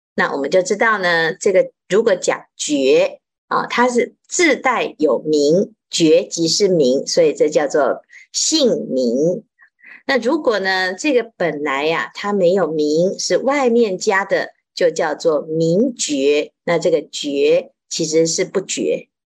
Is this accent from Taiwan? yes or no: yes; Taiwan; 我们台湾话叫做“压给”